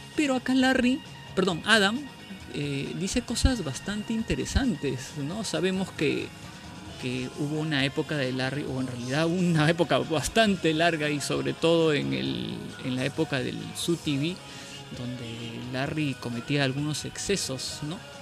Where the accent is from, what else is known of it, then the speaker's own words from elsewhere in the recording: Peru; Nosotros somos de acá de Perú